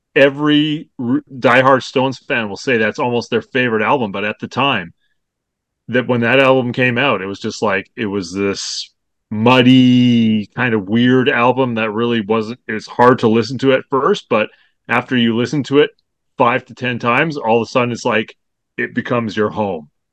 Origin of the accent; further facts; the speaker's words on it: Canada; I'm from Canada